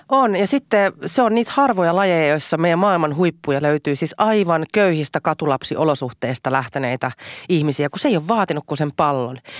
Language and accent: Finnish; Helsinki, Uusimaa, Finland; enemmän vielä kuin helsinkiläinen, niin mä oon Itä-Helsinkiläinen